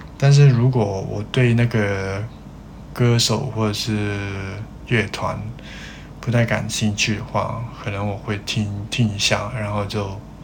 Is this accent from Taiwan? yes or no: no; Hong Kong; 我是香港人